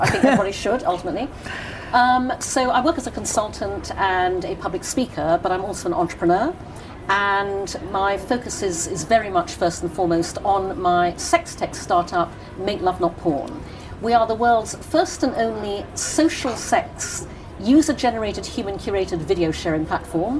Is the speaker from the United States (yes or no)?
no; Brunei; moved away; also born or lived in United Kingdom / Oxford, United Kingdom; I was born in the UK. When I was six, we moved to Brunei, and so that's where my sisters and I grew up.